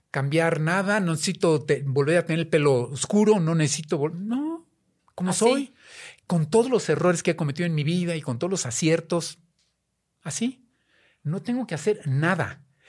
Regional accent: Mexico; siendo mexicanos

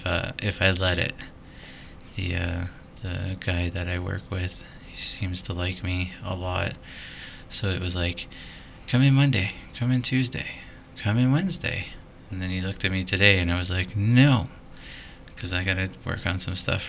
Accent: Canada; because I'm Canadian

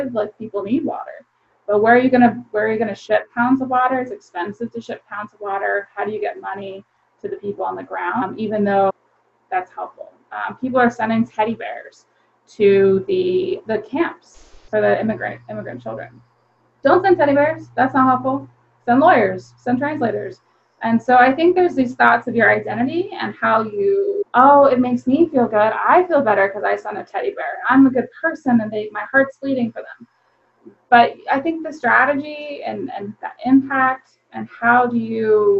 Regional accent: Maryland, United States; moved away as an adult; now in Chester, Pennsylvania, United States; I did not grow up in Pennsylvania. I'm from Maryland

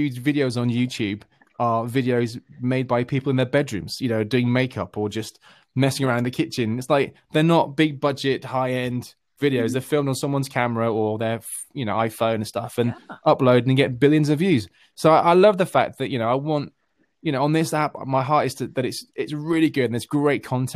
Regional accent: United Kingdom; I'm this Brit

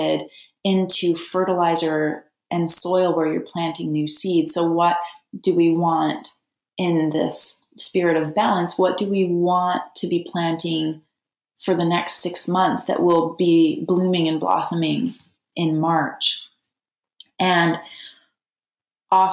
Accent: Canada; now in United States; I'm from Canada

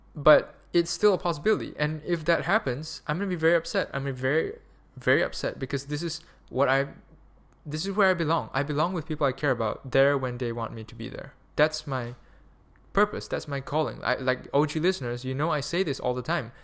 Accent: Malaysia; moved away; also born or lived in Germany; Malaysia, because I'm a Malaysian citizen.

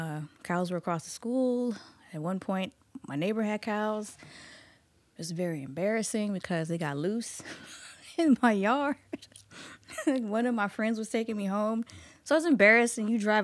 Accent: Goochland, Virginia, United States; So I grew up in Goochland.

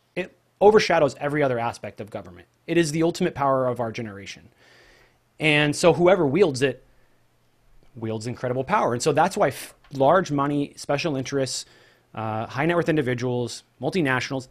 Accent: Pacific Northwest, United States; also born or lived in Oregon / Juarez, Mexico; I'm just a normal guy, normal kid growing up in the Pacific Northwest.

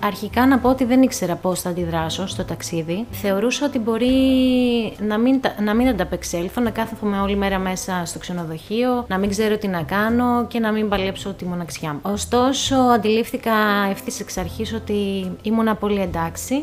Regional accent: Greece; είμαι από την Ελλάδα

